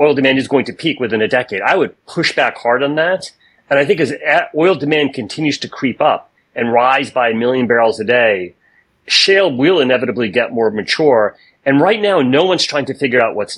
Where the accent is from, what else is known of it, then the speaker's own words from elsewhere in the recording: United States; I am American by birth and by background and perspective and opinions